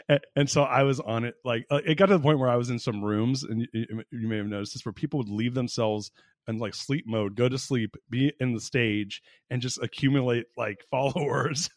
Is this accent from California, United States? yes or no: yes; Orange County, Southern California, United States; now in Austin, United States; I'm from Southern California originally too. I grew up in Orange County